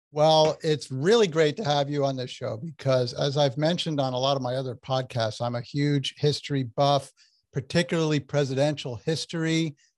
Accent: Essex County, New Jersey, United States; I grew up in Essex County, New oh. Jersey

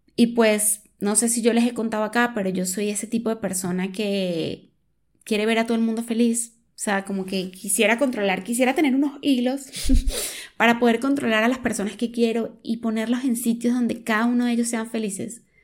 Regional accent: Venezuela; moved away as an adult; yo soy de Venezuela, situación socioeconómica heavy, lo que me llevó a mudarme.

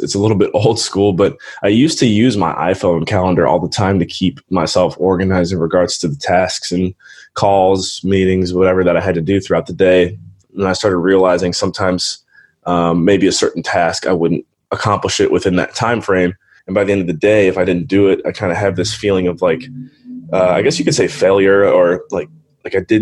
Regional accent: Cleveland, Ohio, United States; moved away as an adult; also born or lived in Western Pennsylvania / Belize; Born and raised in Cleveland, Ohio. Was there for the first 18 years of my life

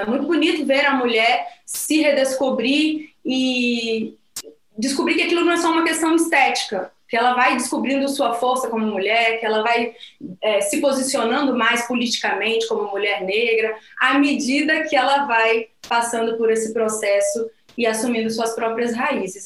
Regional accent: Vitória, Espírito Santo, Brazil; moved away as an adult; also born or lived in Rio de Janeiro; now in Angola; eu nasci em Vitória, no Espírito Santo, fui para Angola há cinco anos

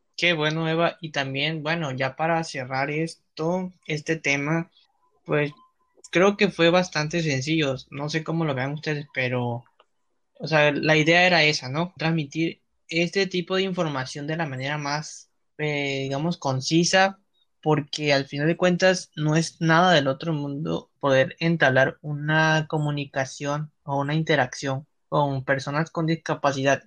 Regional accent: Mexico; nosotros como mexicanos

